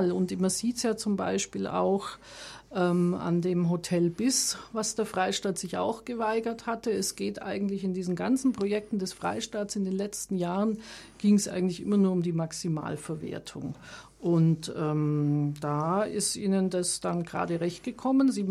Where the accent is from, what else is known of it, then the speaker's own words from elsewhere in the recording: Augsburg, Bavaria, Germany; born there; now in Munich, Germany; Ich kam zum Studieren, zum Studium der Informatik nach München, geboren ursprünglich in Augsburg